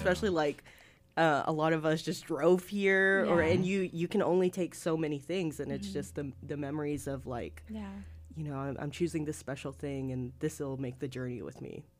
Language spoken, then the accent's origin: English; Arkansas, United States; So my family is from Peru, and I grew up here in Arkansas.